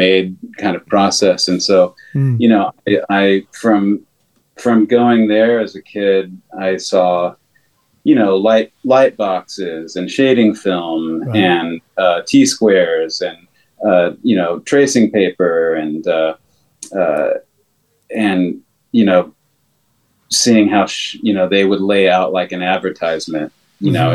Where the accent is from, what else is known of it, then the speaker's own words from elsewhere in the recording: Texas, United States; moved away; also born or lived in Dallas; I grew up in Texas